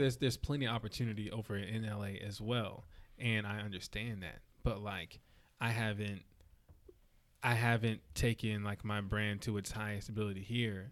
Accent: Florida, United States; moved away; I was born in Florida

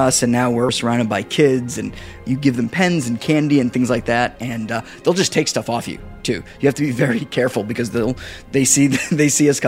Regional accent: Massachusetts, United States; moved away; I'm from Massachusetts originally, so a lot of my friends are massholes

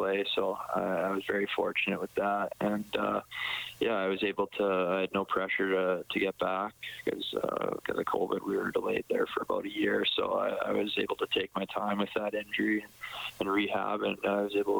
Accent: Edmonton, Alberta, Canada; in my hometown

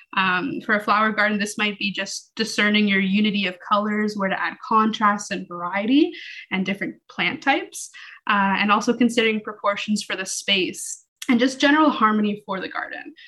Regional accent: Toronto, Ontario, Canada; moved away; I was born in Toronto

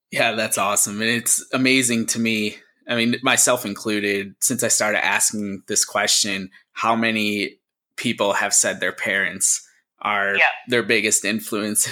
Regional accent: Scranton, Pennsylvania, United States; moved away; back in my hometown actually where i was born and where my parents are from in uh, scranton

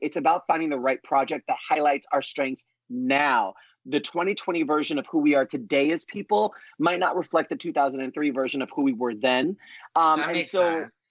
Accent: New York, United States; the Puerto Rican Italian talkative Broadway kid that I am from New York

